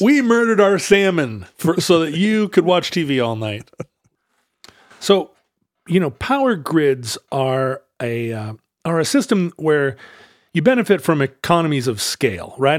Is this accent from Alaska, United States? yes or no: yes; Alaska, United States; I'm from Alaska